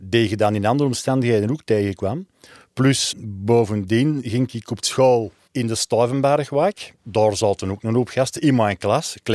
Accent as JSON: {"language": "Dutch", "town": "Antwerp", "region": "Flanders", "country": "Belgium", "tie": "born or raised there", "said": "ik kwam uit een Antwerps nest. Dus hier mijn familie ging eigenlijk zien, zowel thuis als op verplaatsing. Ik ben ook geboren en getogen in duinen noord Ik heb altijd in een zaastadje gewoond, aan bischoppen of Park."}